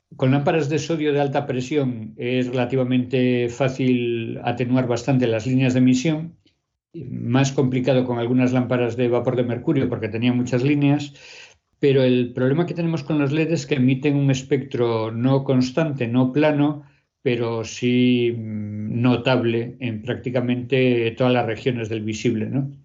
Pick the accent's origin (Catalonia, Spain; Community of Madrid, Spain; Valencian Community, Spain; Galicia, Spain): Galicia, Spain; Pontevedra; Yo cuando era pequeña en Pontevedra